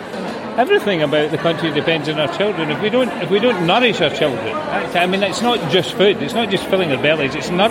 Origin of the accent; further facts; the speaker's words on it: Scotland, United Kingdom; accent: Scottish; as you can tell from my accent, I'm from Scotland